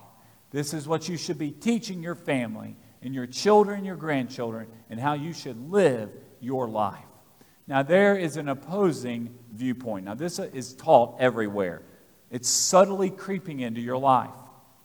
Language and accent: English; United States; As American citizens, we're a democracy.